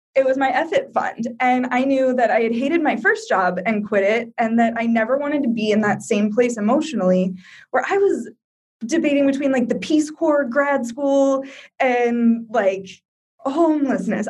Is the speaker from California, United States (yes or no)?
no; Iowa, United States; moved away as an adult; also born or lived in Brazil / Colorado / Rhode Island / Florida; now in Morocco; I'm from Iowa originally